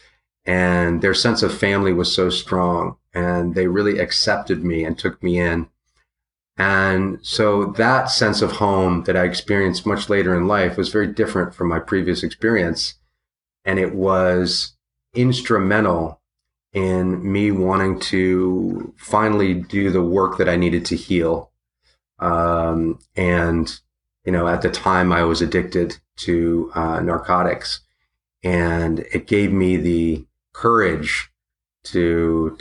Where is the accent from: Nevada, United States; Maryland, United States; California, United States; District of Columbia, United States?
District of Columbia, United States; Washington; I grew up in Georgetown in Washington, D.C. in a big Victorian mansion